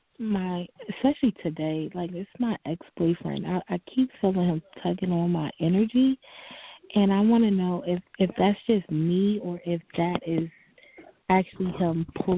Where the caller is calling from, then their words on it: New Jersey, United States; calling from New Jersey.